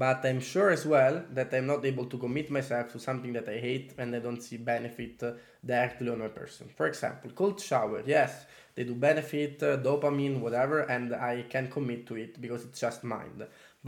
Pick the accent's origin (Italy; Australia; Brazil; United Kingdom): Italy; English is a second language; now in Switzerland; we came here from Italy.